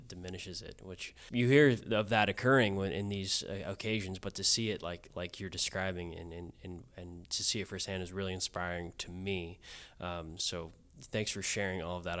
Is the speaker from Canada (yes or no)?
no; Kansas, United States; moved away as an adult; now in Houston, United States; I grew up in Kansas, uh, not a very beach-friendly state.